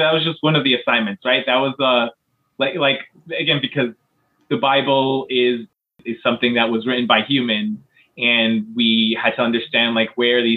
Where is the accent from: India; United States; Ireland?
United States; I grew up in the United States and went through public